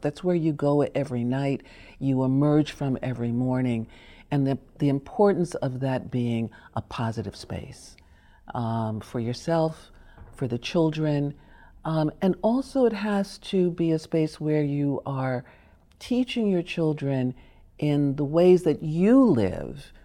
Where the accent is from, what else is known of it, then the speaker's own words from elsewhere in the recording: New York, United States; also born or lived in Chicago; so we lived in Harlem when we moved from, I was born in Chicago